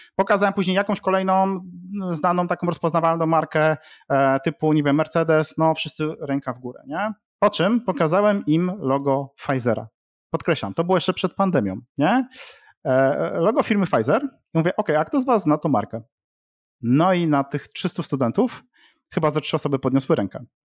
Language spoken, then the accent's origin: Polish; Łódź, Łódź Voivodeship, Poland; jestem z Łodzi